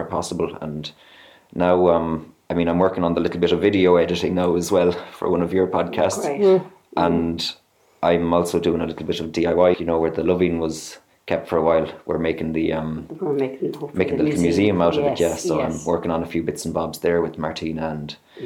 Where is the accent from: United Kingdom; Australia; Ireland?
Ireland; also born or lived in Germany; growing up in Ireland